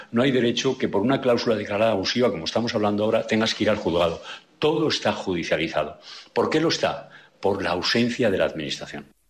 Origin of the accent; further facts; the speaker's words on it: Asturias, Spain; nuestra identidad como asturianos y asturianas